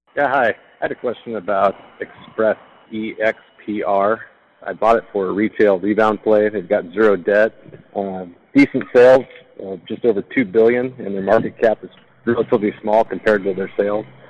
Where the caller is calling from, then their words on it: Sacramento, California, United States; I'm calling from Sacramento